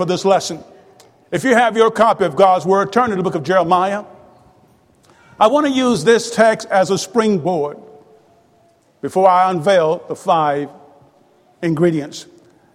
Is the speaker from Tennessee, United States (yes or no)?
no; Tupelo, Mississippi, United States; also born or lived in Houston, Mississippi; When I was 5 years old, we moved to Tupelo